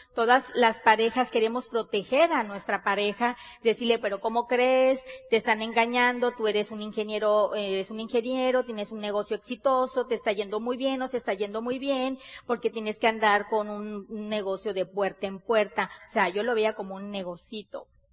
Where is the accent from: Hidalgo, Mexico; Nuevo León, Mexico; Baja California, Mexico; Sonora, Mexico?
Sonora, Mexico; Nosotros somos mexicanos, bien mexicanas, Somos de Sonora, del norte de, de, del país de México